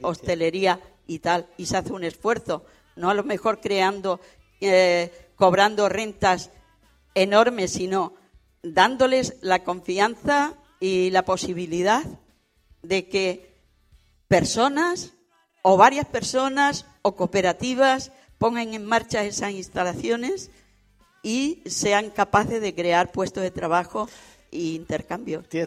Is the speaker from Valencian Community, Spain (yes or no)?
no; Orellana la Vieja, Extremadura, Spain; now in Mallorca, Spain; yo que soy de Orellana